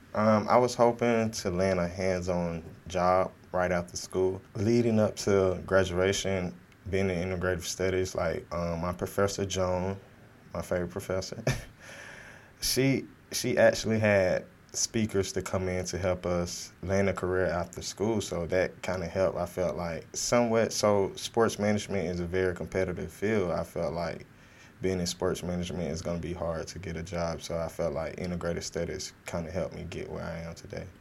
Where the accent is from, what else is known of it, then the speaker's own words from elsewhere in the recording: Fort Valley, Georgia, United States; I'm from Fort Valley, Georgia, um, south of Atlanta, near Macon, Georgia, 15 minutes from Macon, Georgia, small, small town